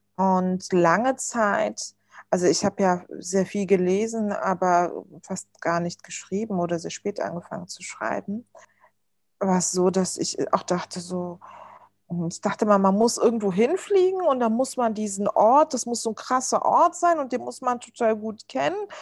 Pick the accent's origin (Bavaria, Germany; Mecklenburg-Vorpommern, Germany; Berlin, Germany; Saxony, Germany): Berlin, Germany; German is a second language; Also ich bin ja im Wedding sogar geboren